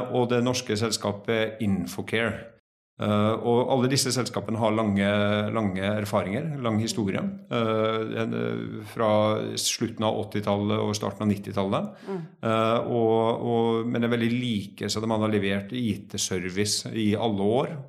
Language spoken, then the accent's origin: Norwegian; Trondheim, Trøndelag, Norway; now in Oslo, Norway; Eh, jeg kommer egentlig fra Trondheim, så jeg har litt sånn utvanna dialekt. Eh, høres helt merkelig ut. Eh, har tre barn, bor i Oslo.